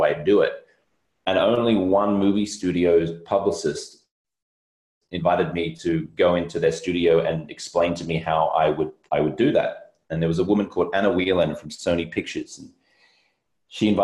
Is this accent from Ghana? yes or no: no; Australia; moved away as an adult; also born or lived in London, United Kingdom; now in Los Angeles, United States; I'm Australian-American. I live in Los Angeles.